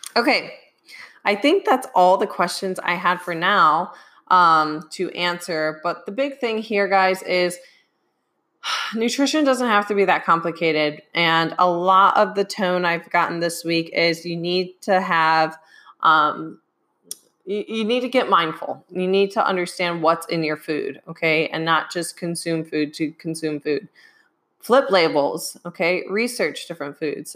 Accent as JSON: {"language": "English", "region": "Midwest", "country": "United States", "said": "I'm from the Midwest, so soda"}